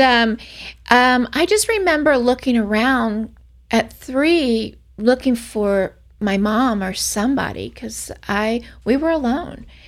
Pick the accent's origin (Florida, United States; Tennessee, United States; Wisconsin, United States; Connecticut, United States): Florida, United States; Orlando; I'm from Orlando, Florida